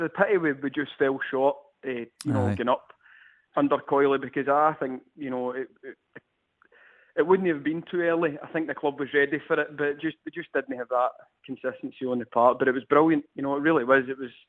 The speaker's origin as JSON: {"language": "English", "region": "Scotland", "country": "United Kingdom", "said": "We obviously, being Scottish, we've got that dry sarcasm about us."}